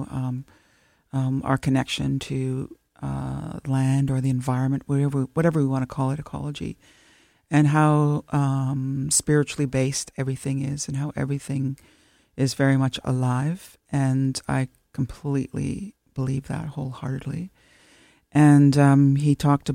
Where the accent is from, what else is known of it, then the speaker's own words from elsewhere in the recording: Temagami, Ontario, Canada; moved away as an adult; now in Toronto, Canada; I'm from the Tamiami Anishinaabe, so from Temagami, Northern Ontario